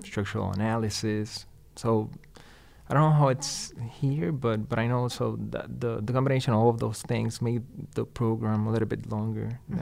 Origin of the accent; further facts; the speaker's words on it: Ponce, Puerto Rico; English is a second language; moved away as an adult; now in Madison, United States; I was born and raised in Puerto Rico, mm-hmm. uh, in a town called Ponce.